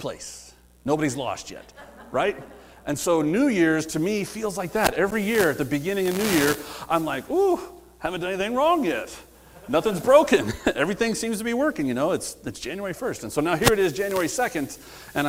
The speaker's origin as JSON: {"language": "English", "region": "Midwest", "country": "United States", "tie": "born or raised there", "said": "I grew up in the Midwest a little bit"}